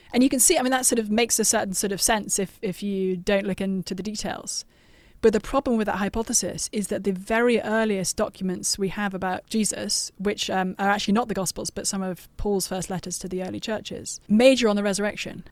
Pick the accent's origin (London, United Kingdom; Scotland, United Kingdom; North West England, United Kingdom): London, United Kingdom; moved away; also born or lived in Cambridge; Growing up in London and then going to, to Cambridge in the U K